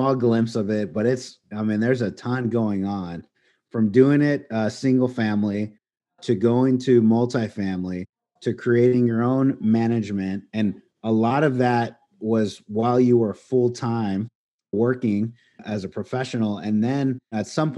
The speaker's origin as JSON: {"language": "English", "country": "United States", "tie": "born or raised there", "said": "U.S., we were born here"}